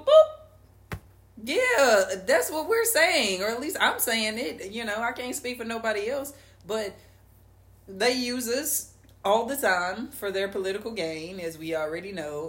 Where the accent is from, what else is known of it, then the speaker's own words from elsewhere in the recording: St. Louis, Missouri, United States; We're from St. Louis